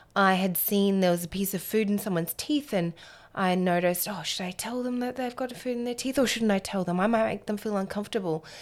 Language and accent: English; Alice Springs, Northern Territory, Australia; I was born and raised in Alice Springs in the centre of Australia.